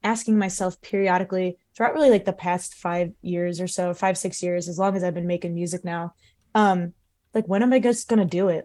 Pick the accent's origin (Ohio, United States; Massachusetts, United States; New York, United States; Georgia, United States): Ohio, United States; Cleveland; also born or lived in Los Angeles / Columbus / China; I grew up in the Cleveland area